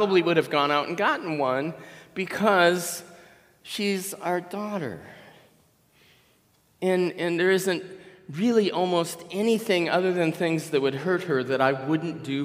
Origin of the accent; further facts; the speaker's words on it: Minnesota, United States; maybe I'm from Minnesota